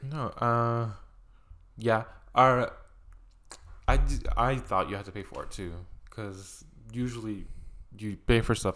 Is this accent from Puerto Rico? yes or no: yes; Puerto Rico; moved away; I grew up in Puerto Rico where I would go to the beach literally every weekend